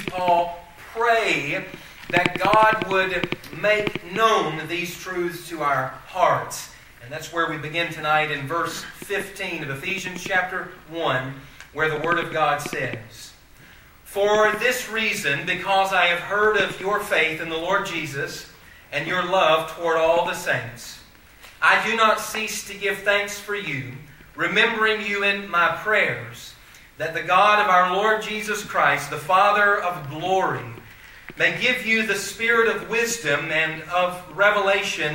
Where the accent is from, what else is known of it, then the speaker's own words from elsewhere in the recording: Mount Airy, North Carolina, United States; moved away as an adult; I am from Mount Airy, North Carolina